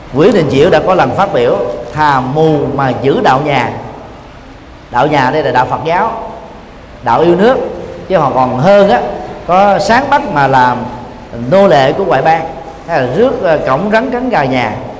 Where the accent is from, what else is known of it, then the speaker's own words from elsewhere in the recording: Vietnam; mình là người Việt Nam